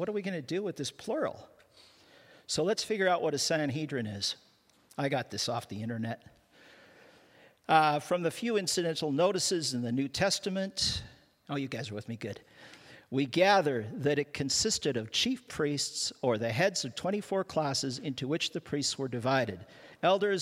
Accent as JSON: {"language": "English", "country": "Canada", "said": "I'm a Canadian"}